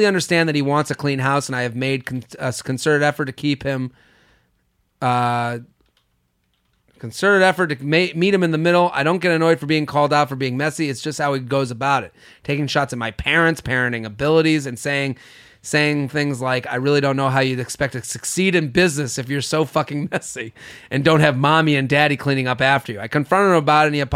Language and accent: English; Needham, Massachusetts, United States; moved away; I'm from Needham